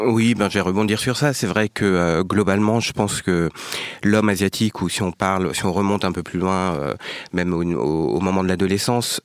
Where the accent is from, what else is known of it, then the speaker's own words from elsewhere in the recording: France; d'origine vietnamienne, né en France, grandi en France